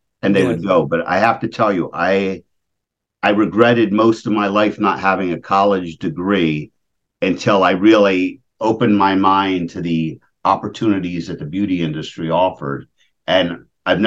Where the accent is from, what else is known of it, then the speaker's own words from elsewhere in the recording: Levittown, Pennsylvania, United States; I grew up in Levittown, Pennsylvania